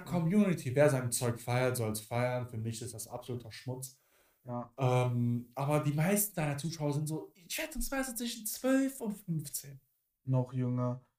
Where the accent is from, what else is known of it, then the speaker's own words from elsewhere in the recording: Cologne, North Rhine-Westphalia, Germany; bei uns in Köln